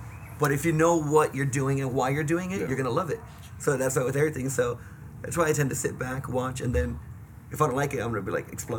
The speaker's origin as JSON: {"language": "English", "town": "Anaheim", "region": "California", "country": "United States", "tie": "born or raised there", "said": "I was born and raised in Anaheim, AYA"}